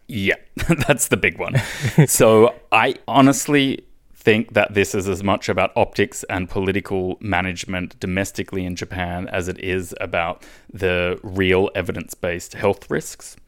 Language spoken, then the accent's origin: English; Australia; moved away; my home country, Australia